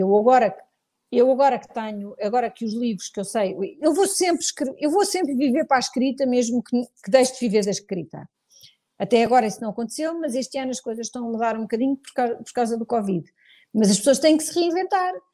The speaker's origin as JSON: {"language": "Portuguese", "country": "Portugal", "said": "sou muito portuguesa, gosto muito de Portugal, devo tudo ao meu país"}